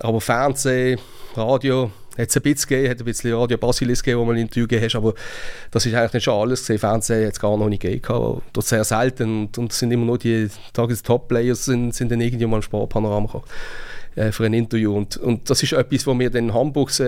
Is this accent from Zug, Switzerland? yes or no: no; Basel, Basel-Stadt, Switzerland; ist nicht einfach zu verstehen als Basler